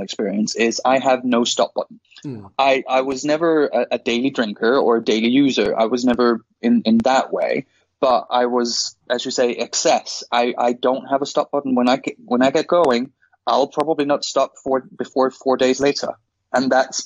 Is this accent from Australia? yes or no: no; Denmark; moved away; I'm originally from Denmark